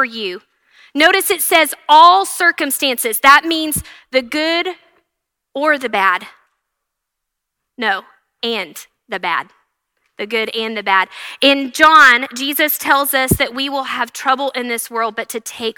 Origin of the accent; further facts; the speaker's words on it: Canyon and Happy, Texas, United States; also born or lived in The Woodlands, Texas / Abilene, Texas; We're both from Canyon and Happy, small towns, and we got moved to the Woodlands and then Abilene